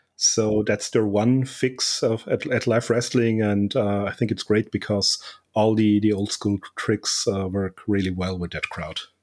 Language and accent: English; Austria; my home country of Austria